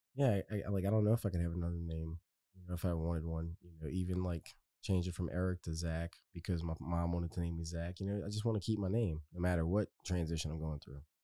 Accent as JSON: {"language": "English", "area": "West Bank", "region": "Louisiana", "country": "United States", "said": "I'm from the West Bank"}